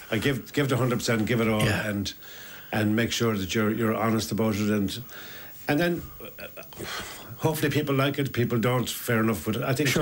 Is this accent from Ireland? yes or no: yes; Ennis, Munster, Ireland; we're from Ennis, we grew up together